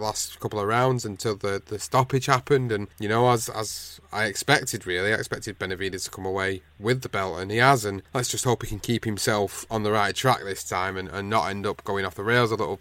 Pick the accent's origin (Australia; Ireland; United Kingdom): United Kingdom; as a British guy